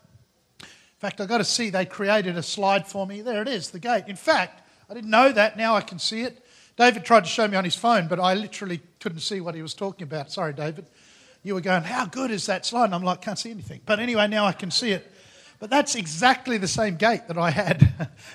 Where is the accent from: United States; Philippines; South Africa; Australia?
Australia; I come from Australia, which is pretty much Asia